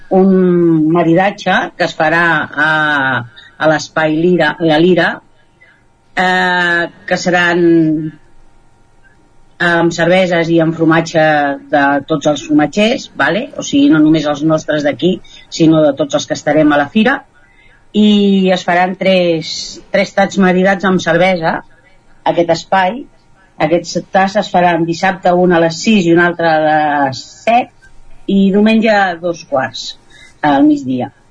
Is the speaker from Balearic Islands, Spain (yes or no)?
no; Catalonia, Spain; nosaltres no som del Ripollès, som del Vallès Oriental i fa 25 anys que estem aquí